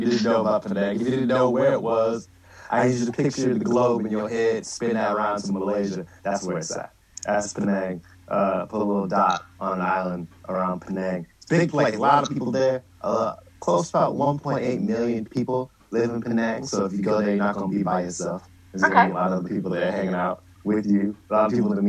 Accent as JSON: {"language": "English", "region": "Michigan", "country": "United States", "said": "I'm from Michigan"}